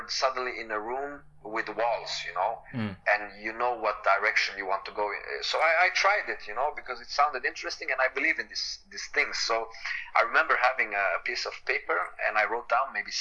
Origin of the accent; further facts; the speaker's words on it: Sweden; also being Swedish, growing up in Sweden, learn a lot from Swedish people, and also have my own culture.